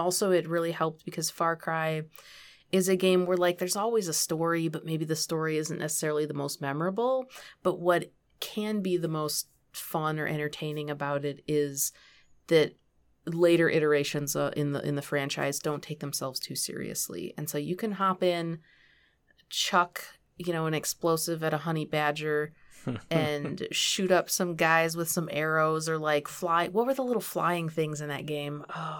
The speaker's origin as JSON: {"language": "English", "region": "Michigan", "country": "United States", "tie": "born or raised there", "said": "And so, I grew up in Michigan."}